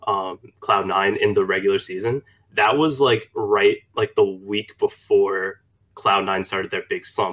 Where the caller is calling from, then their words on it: Long Island, New York, United States; I'm calling from Long Island.